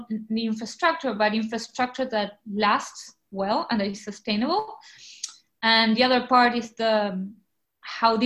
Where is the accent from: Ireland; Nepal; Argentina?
Argentina; mostly in Argentina, my home country